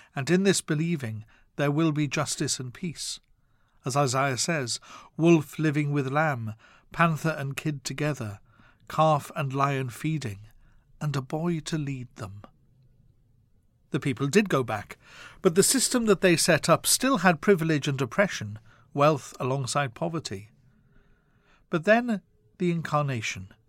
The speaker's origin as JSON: {"language": "English", "region": "Wales", "country": "United Kingdom", "tie": "born or raised there", "said": "my home country of Wales"}